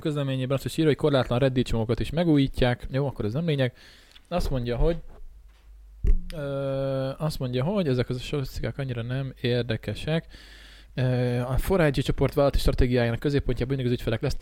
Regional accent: Hungary; mi itt nőttünk fel

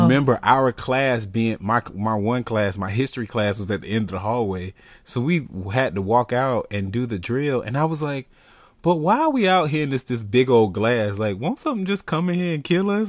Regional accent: Florida, United States; being from Florida

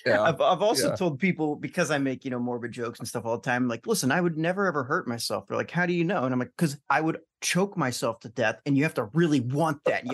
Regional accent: Alton, Illinois, United States; I went to St. Peter and Paul, you know, forever, and I grew up in Alton.

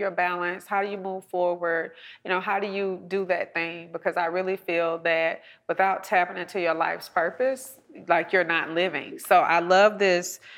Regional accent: College Park, Georgia, United States; I'm a girl from College Park Projects right mm-hmm. here, you know, in south of Atlanta

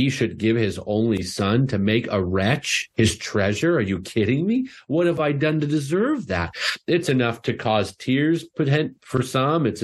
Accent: Canada; I'm Canadian

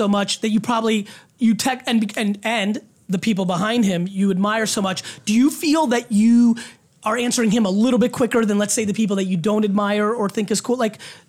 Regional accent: Edison, New Jersey, United States; So that's where they make us. That's where I grew up.

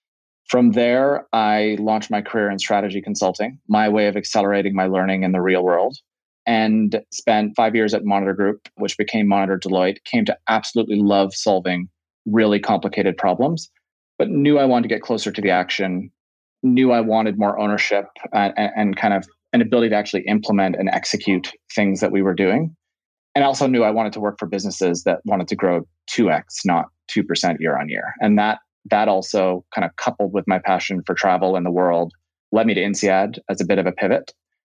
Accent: Calgary, Alberta, Canada; born there; also born or lived in Ottawa / Greater Toronto Area; So I was born in Canada. So I was actually born in Calgary and I've lived in Ottawa, have lived in the GTA.

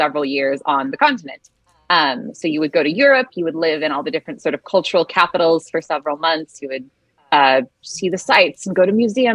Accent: Salt Lake City, Utah, United States; now in Los Angeles, United States; Originally from Salt Lake City, Utah

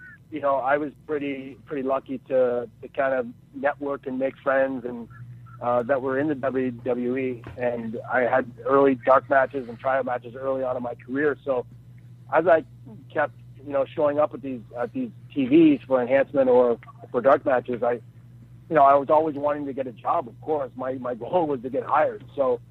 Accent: Peterborough, Ontario, Canada; I live in a town called Peterborough, which is about an hour outside of Toronto

